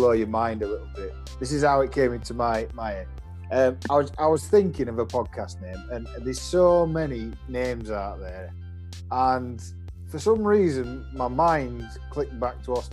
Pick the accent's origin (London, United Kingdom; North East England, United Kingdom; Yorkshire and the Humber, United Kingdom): Yorkshire and the Humber, United Kingdom; we're both obviously from West Yorkshire